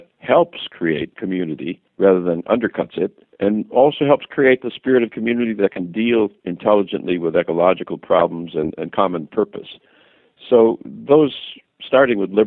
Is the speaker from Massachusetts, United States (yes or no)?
no; Racine, Wisconsin, United States; moved away as an adult; now in Washington, D.C., United States; I'm from Racine, Wisconsin, an industrial town, a challenged industrial town in southern Wisconsin. I go back home and see my high school friends